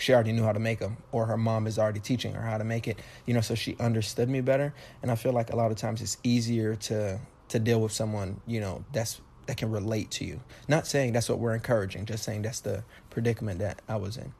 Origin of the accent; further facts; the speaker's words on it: Miami, Florida, United States; I was born and raised in Miami